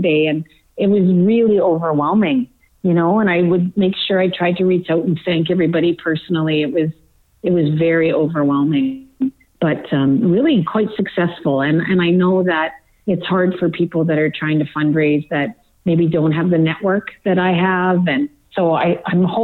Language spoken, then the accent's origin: English; Manitoba, Canada; a town that I grew up in Manitoba